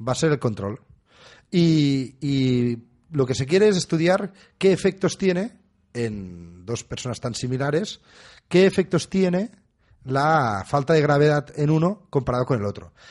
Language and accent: Spanish; Catalonia, Spain; somos un poco catalanes